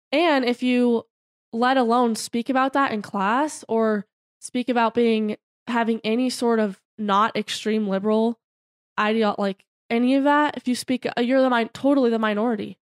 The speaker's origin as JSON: {"language": "English", "town": "Broomfield", "region": "Colorado", "country": "United States", "lives_now": "Boulder, United States", "said": "we're from Broomfield"}